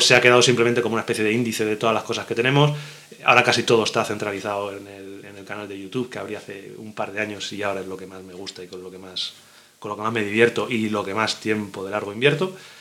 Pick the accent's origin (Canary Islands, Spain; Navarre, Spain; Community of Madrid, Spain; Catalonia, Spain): Community of Madrid, Spain; Madrid; yo nací en Madrid